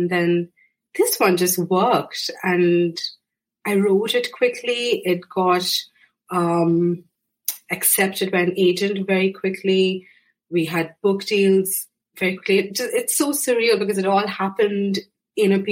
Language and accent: English; India; moved away as an adult; now in Ireland; I was born and raised in India, but I moved to Ireland about 8 years ago now.